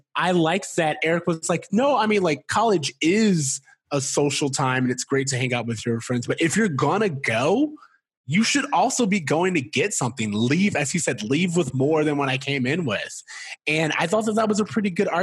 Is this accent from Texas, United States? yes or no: no; Florida, United States; We're from Florida